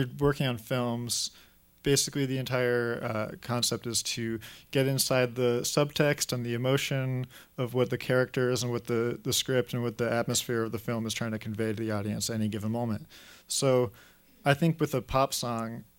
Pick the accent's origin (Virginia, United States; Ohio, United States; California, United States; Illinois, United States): California, United States; Los Angeles; also born or lived in New York; I grew up in L.A., so I've been there for most of my life.